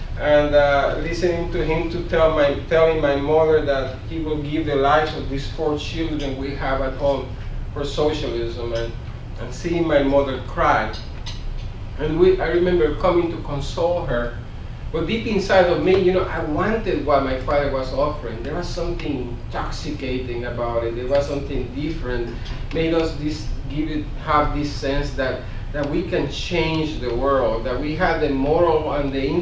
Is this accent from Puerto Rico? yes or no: yes; Puerto Rico; moved away as an adult; also born or lived in Mississippi; now in United States; I grew up in Puerto Rico in the 1960s